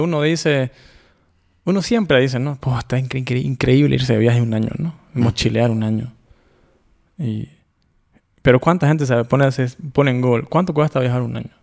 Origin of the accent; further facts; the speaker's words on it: Bolivia; moved away; yo vengo de un país, yo soy de Bolivia